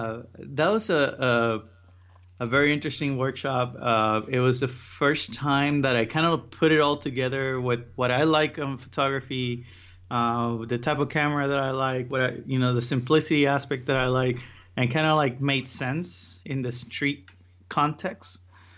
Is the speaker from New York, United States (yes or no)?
no; Miami, Florida, United States; also born or lived in Puerto Rico; So I'm from Puerto Rico. I was born there. And around 12, I moved to Miami, and that's where I was raised. I went to college there.